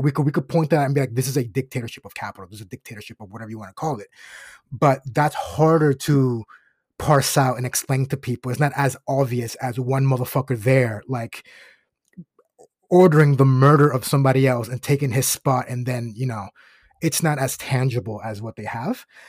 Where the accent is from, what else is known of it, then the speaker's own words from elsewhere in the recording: Osceola County, Florida, United States; I grew up in Osceola County, Florida